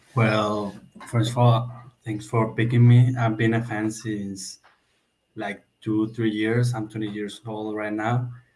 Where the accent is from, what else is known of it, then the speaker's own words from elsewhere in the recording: Mexico; English is a second language; from Mexico, I speak Spanish.